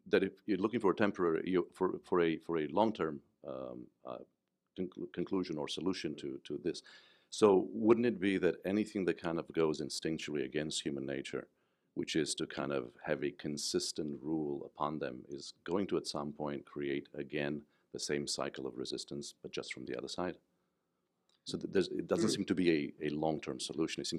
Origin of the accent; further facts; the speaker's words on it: Romania; English is a second language; I was born and raised in Eastern Europe in under under Ceausescu